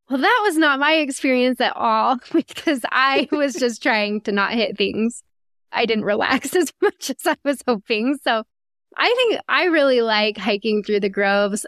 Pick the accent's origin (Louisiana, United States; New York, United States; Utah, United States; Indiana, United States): Utah, United States; Salt Lake City; we start from Salt Lake City. That's where we're from